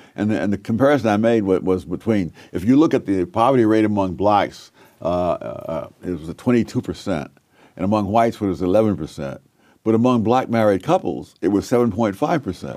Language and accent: English; New York, United States; born or raised there